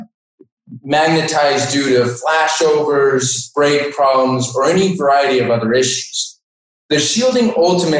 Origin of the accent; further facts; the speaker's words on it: Denver, Colorado, United States; also born or lived in Montana; now in Ohio, United States; I actually grew up in Denver, Colorado